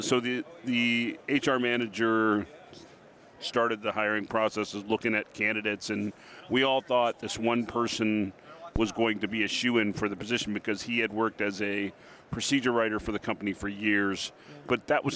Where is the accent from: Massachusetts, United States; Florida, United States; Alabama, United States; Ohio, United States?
Ohio, United States; I am from just west of Cleveland, Ohio, and our industry is photonics.